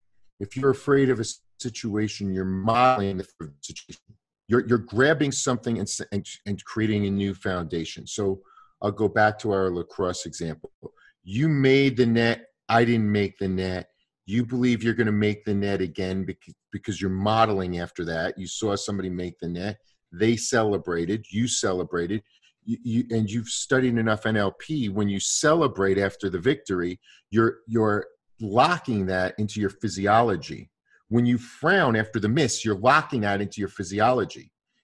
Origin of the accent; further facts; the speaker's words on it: Brooklyn, New York, United States; But all of my family, when you're growing up in Brooklyn, everybody's bakers, hairdressers, police officers, or Goombas, right?